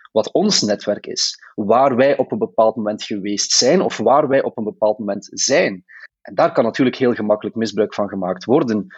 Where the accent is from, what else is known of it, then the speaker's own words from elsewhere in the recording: Belgium; als Belgen